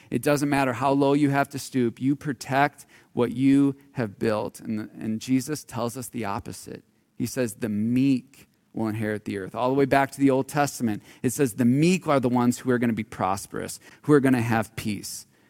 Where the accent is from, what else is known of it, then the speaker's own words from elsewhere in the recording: Marinette, Wisconsin, United States; I grew up in Marinette, Wisconsin.